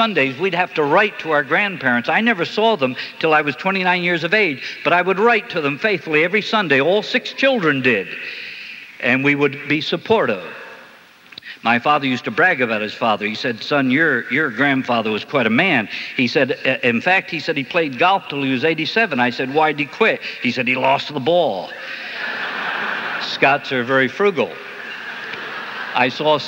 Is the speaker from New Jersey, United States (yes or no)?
yes; New Jersey, United States; I grew up in North Jersey